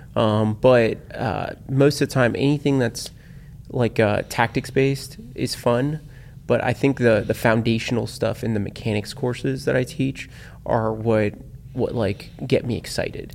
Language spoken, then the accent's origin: English; South Florida, United States; born and raised in South Florida.